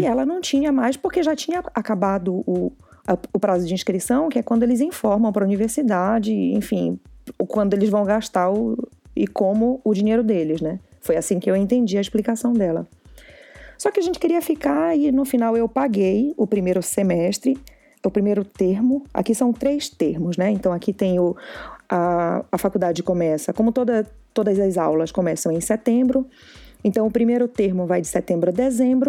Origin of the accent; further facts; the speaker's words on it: Amapá, Brazil; moved away as an adult; now in Ottawa, Canada; eu sou do Amapá, né, norte do Brasil